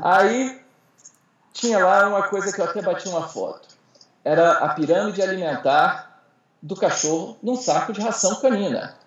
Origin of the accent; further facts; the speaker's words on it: Ceará, Brazil; now in Brasília, Brazil; eu sou cearense, eu sou nordestino